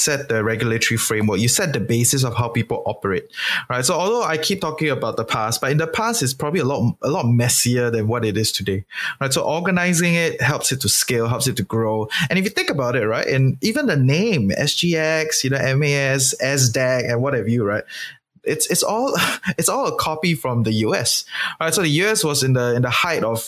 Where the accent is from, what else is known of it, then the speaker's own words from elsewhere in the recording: Singapore; as a Singaporean